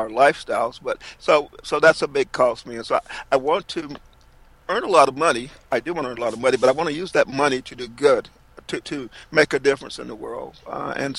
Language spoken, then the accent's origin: English; Fairmont, North Carolina, United States; my hometown of Fairmont, North Carolina